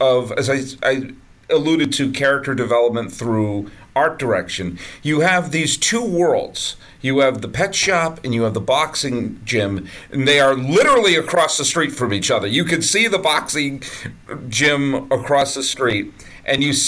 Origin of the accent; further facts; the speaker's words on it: Boston, Massachusetts, United States; also born or lived in New York; now in California, United States; I grew up in the suburbs of Boston